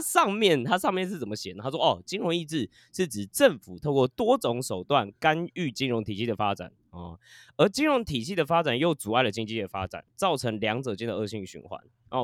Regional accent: Taiwan; 我们都是台湾人嘛

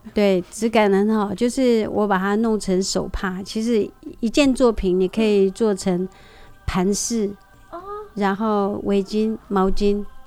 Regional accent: Huanshan tribe, Heping District, Taichung, Taiwan; 我是来自和平区环山部落的小孩

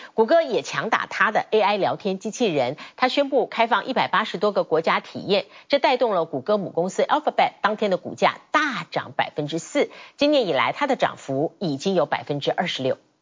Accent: Taiwan; 我们台湾人

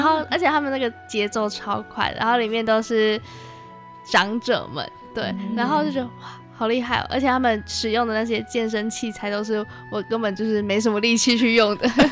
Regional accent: Hualien, Hualien County, Taiwan; 从小在花莲长大

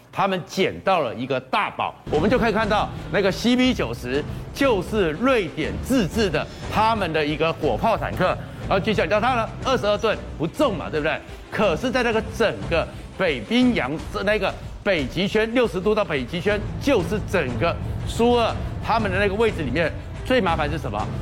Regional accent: Taiwan; 我们台湾人

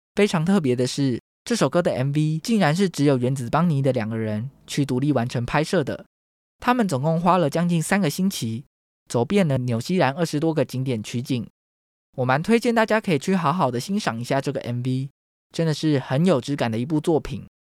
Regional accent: Taiwan; 台湾是一块宝岛，同时也是我们的家乡

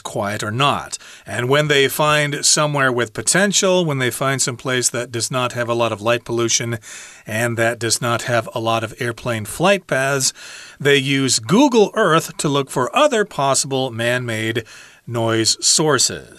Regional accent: just west of Chicago, a state in the Midwestern United States, United States; I'm from uh, a state in the Midwestern United States, and you might think it's really quiet there. But actually, Chicago is just to the east of there

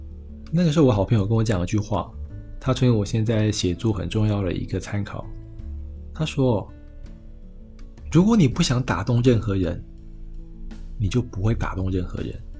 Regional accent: Taiwan; 我今天作为一个台湾人在大陆的杂志上写稿，难免会遇到一些呃禁忌的问题。

